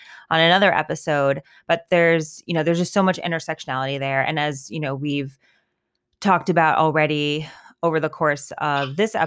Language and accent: English; United States; we're American and we're white and we're educated and we're professionals